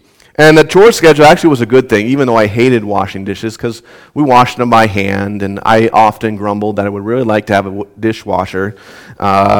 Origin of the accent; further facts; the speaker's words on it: Southwest Minnesota, United States; growing up in Southwest Minnesota, had assigned chores